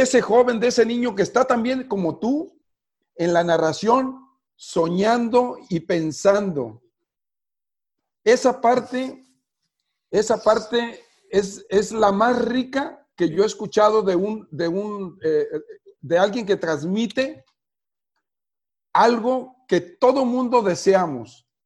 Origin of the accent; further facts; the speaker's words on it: Mexico; no teníamos televisión en mi pueblo